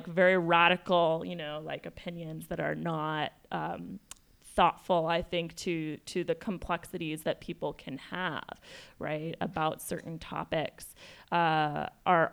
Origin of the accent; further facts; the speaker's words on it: El Paso, Texas, United States; also born or lived in Ciudad Juárez, Chihuahua, Mexico; I'm from El Paso Juarez